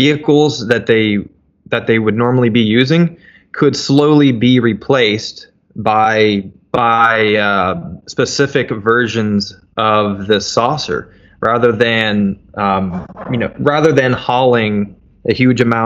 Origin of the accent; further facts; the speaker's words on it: Metropolis, Illinois, United States; my hometown, little old metropolis, Illinois